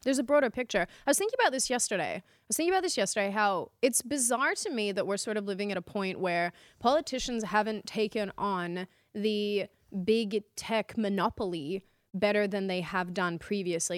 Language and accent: English; Australia; moved away as an adult; now in Dallas, United States